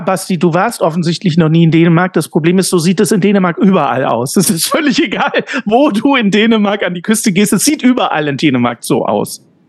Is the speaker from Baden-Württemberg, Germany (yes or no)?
yes; Ulm, Baden-Württemberg, Germany; moved away; meine Heimat Ulm